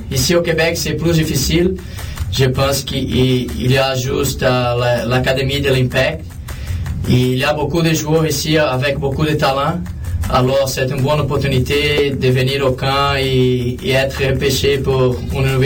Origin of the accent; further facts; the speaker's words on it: Brazil; moved away as an adult; je suis venu du Brésil en 2004. Je suis allé aux États-Unis pour jouer au soccer universitaire.